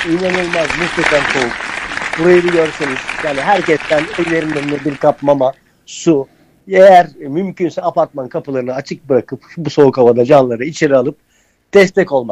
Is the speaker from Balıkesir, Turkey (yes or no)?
no; Sapanca, Sakarya, Turkey; yaklaşık bundan 25 sene önce ben, ben Sapanca'da büyüdüm. Orada müzisyen bir arkadaşım vardı.